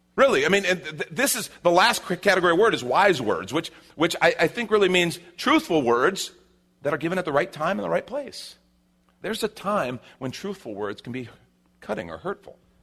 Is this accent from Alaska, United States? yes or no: no; Chicago, Illinois, United States; now in Texas, United States; I grew up in Chicago